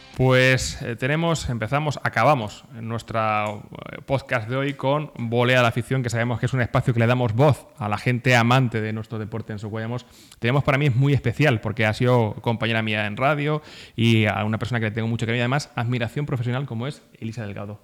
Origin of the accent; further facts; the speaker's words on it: Socuéllamos, Castilla-La Mancha, Spain; yo soy Socoyamina de Pro